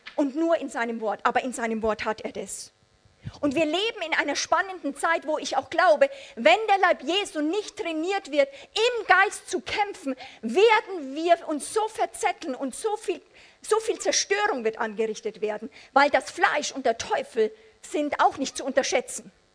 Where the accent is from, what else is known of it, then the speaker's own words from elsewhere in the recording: Amberg, Bavaria, Germany; bei uns zu Hause in Amberg, Oberpfalz, meine äh, Eltern waren Teil einer Bewegung